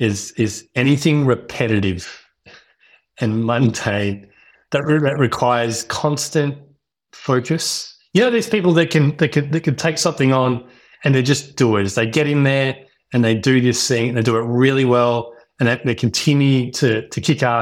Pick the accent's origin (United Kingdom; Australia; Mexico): Australia; Melbourne, Victoria; also born or lived in Western Australia; I grew up in Melbourne, had a pretty good childhood, went to uni, studied engineering of all things.